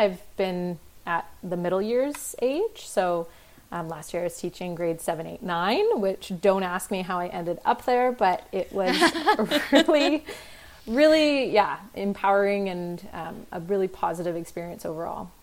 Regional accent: Delta, British Columbia, Canada; also born or lived in Ontario; A little suburb of Vancouver called Delta, which is a nice little place

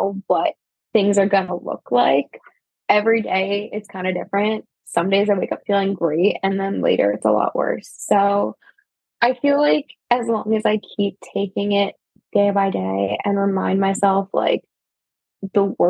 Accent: New Jersey, United States; moved away as an adult; also born or lived in Baltimore

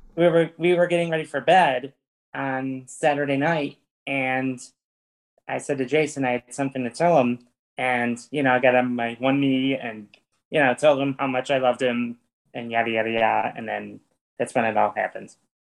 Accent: East Syracuse, New York, United States; now in Fayetteville, United States; my hometown's actually from East Syracuse, New York

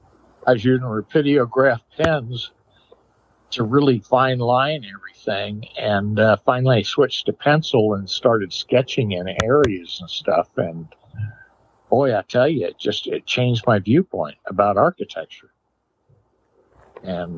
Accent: California, United States; also born or lived in Chicago; I grew up in California.

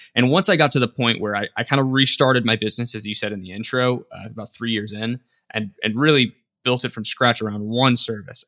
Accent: Las Vegas, Nevada, United States; I grew up in Las Vegas

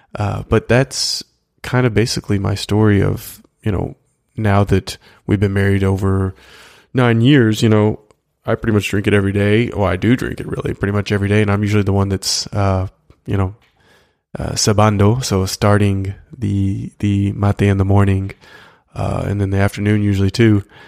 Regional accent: United States; as an American

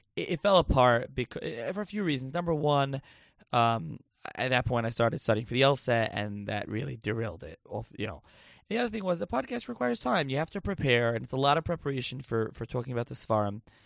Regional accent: Lakewood, New Jersey, United States; also born or lived in Passaic, New Jersey / Philadelphia / Israel; now in Toms River, United States; I'm actually from Lakewood originally.

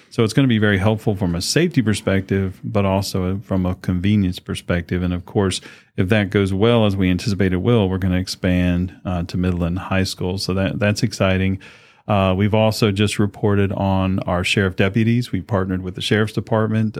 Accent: Chesapeake, Virginia, United States; moved away as an adult; also born or lived in Henry County; I had the great honor to come back home to my hometown here

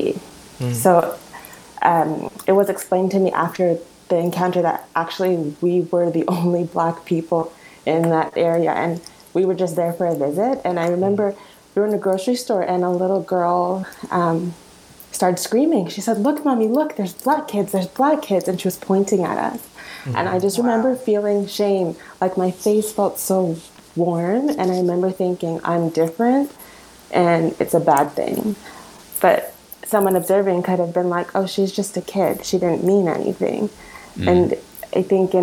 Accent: Canada; I was born in Canada. My parents immigrated here.

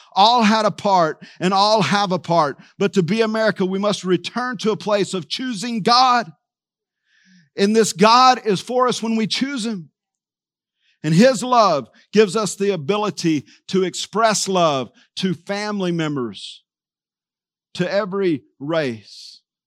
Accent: Texas, United States; I was from Texas

